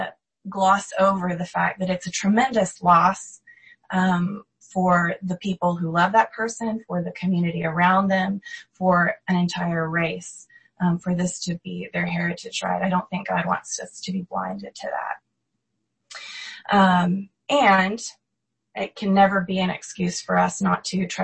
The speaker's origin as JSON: {"language": "English", "country": "United States", "said": "As American Christians"}